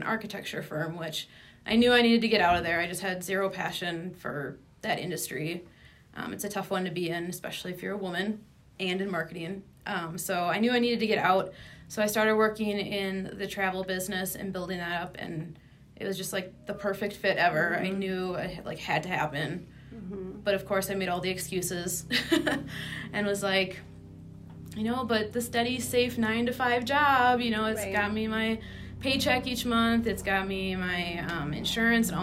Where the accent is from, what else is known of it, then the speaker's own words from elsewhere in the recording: Midwest, United States; I'm from the Midwest